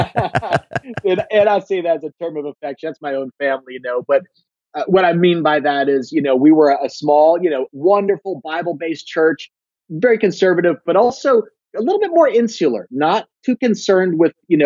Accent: Northeast, United States; growing up in the Northeast, it's kind of a post-Christian culture

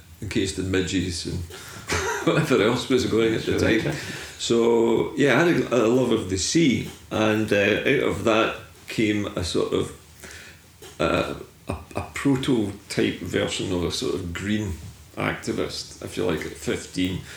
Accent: Fairlie, Scotland, United Kingdom; also born or lived in West End, Glasgow; my father took us down to live in Fairleigh, down near Largs on the Clyde Coast. Wee tiny fishing village, just on the seaside. And I grew up there.

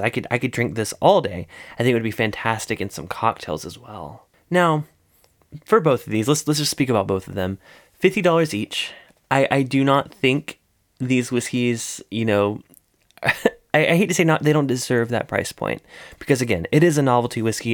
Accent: South Carolina, United States; That's my, that's my home state

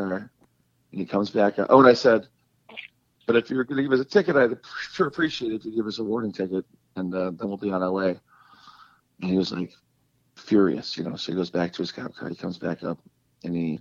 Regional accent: Chicago, Illinois, United States; we're from Chicago

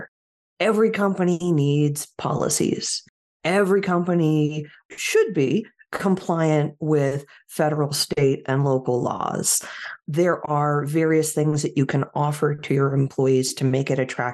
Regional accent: Silicon Valley, California, United States; moved away as an adult; now in Portland, United States; I grew up in Silicon Valley

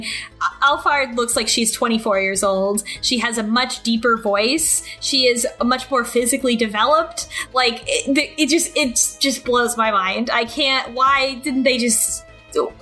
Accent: United States

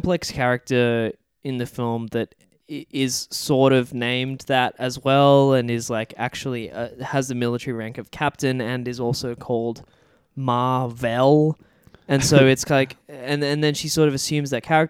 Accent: Australia; accent: Australian; as a person from the country that speaks that accent

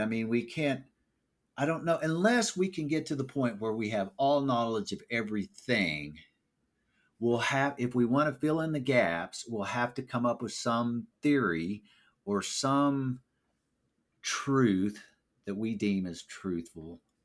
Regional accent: Springfield, Missouri, United States; I'm from Springfield, Missouri

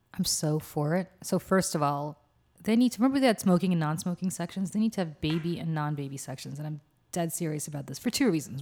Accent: Russia; moved away; I'm from Russia

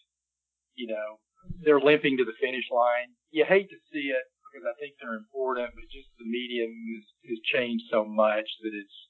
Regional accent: Birmingham, Alabama, United States; moved away as an adult; now in South Carolina, United States; growing up in Birmingham, Alabama

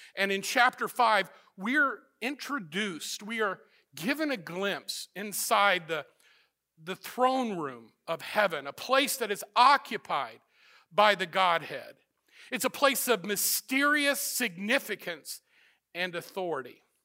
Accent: Missouri, United States; moved away; also born or lived in Florida; I grew up in Missouri

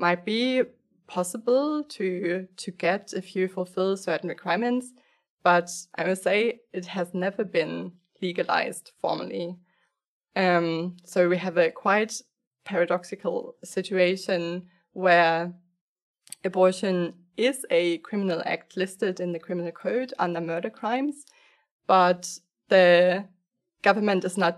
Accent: Germany; I grew up in Germany

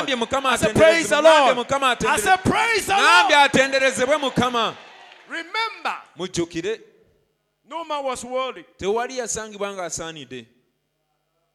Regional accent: Ghana; I came all the way from Ghana

